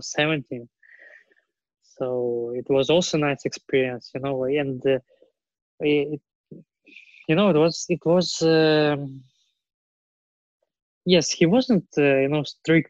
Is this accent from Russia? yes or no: yes; near Vladivostok, Primorsky Krai, Russia; English is a second language; moved away as an adult; now in Japan; I'm directly from Vladivostok, not from Vladivostok, near from Vladivostok. It's a village, Garonki village